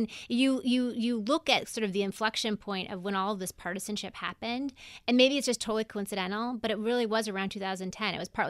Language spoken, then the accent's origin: English; Denver, Colorado, United States; moved away; I'm from Denver.